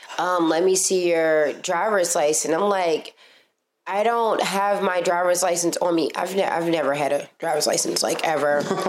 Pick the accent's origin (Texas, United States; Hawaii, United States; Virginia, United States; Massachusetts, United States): Virginia, United States; now in New York, United States; I'm from Virginia